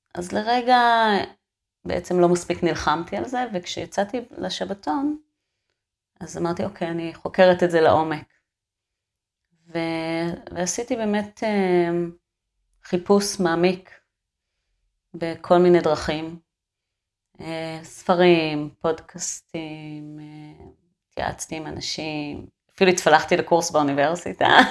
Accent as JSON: {"language": "Hebrew", "region": "a moshav in central Israel", "country": "Israel", "tie": "born or raised there", "moved": "as an adult", "lives_now": "Kibbutz Kramim, Israel", "said": "ואני נולדתי שם, אתה יודע, במושב, בלי, שביל, בלי מדרכות"}